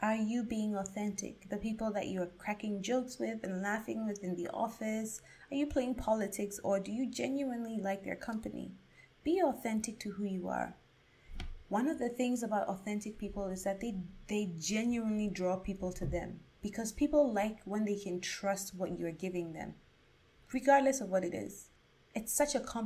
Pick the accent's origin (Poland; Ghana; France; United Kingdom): Ghana; myself as a Ghanaian and an African